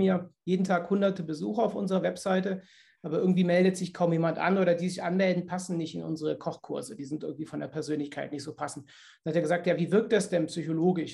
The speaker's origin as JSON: {"language": "German", "town": "Cologne", "region": "North Rhine-Westphalia", "country": "Germany", "said": "bei uns in Köln"}